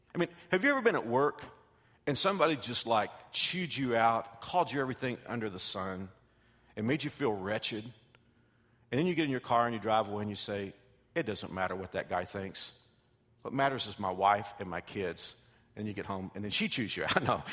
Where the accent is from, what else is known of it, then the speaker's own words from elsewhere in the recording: Texas, United States; I came from Texas